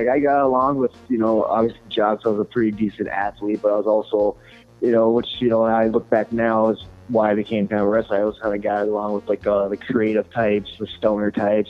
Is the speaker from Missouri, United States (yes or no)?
no; Crystal Falls, Michigan, United States; My hometown is Crystal Falls.